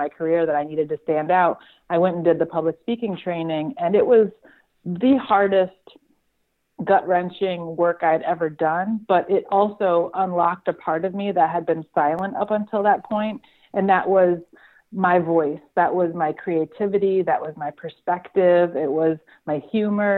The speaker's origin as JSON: {"language": "English", "town": "South Hadley", "region": "Massachusetts", "country": "United States", "tie": "born or raised there", "said": "I grew up in Western Massachusetts, a little town called South Hadley, and went to college right down the street at UMass Amherst and kind of stayed local"}